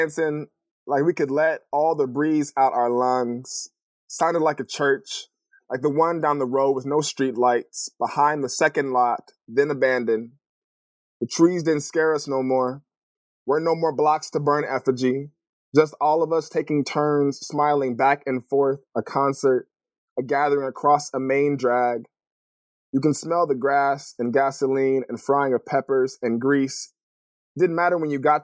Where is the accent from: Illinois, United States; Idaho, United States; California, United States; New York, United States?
California, United States; moved away as an adult; also born or lived in Los Angeles, California / Connecticut / Boston / Detroit; now in Portland, United States; I grew up in California